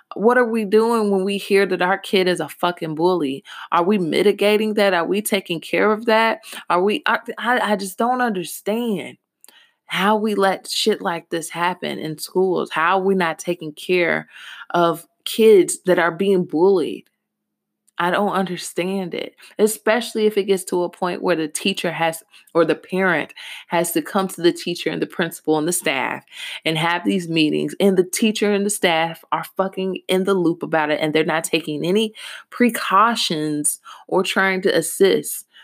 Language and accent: English; Louisville, Kentucky, United States; Louisville, Kentucky is my hometown